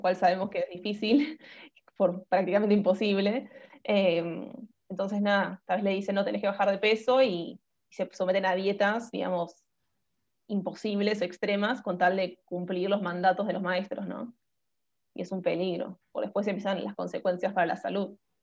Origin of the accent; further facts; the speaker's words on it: Buenos Aires, Argentina; soy de Buenos Aires, Argentina. Em, así que nada, estoy viviendo acá desde que nací